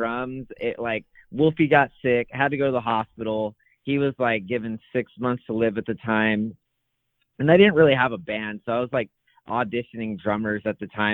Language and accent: English; Calaveras County, California, United States; now in Fresno, United States; I grew up in Calaveras County, which is like foothills